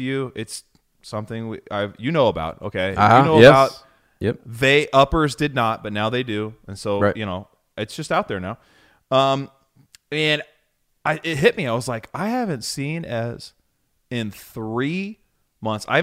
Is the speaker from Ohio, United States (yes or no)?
yes; Ohio, United States; also born or lived in Chicago, Illinois; we're from Ohio